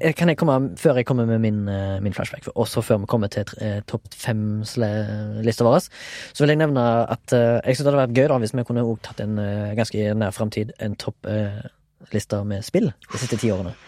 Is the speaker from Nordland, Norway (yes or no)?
no; Haugesund, Rogaland, Norway; jeg er fra Haugesund